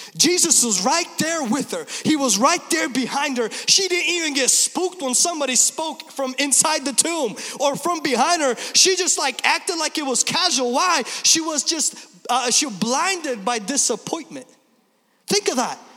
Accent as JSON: {"language": "English", "town": "Vancouver", "region": "Washington", "country": "United States", "tie": "born or raised there", "said": "I grew up in Vancouver, Washington."}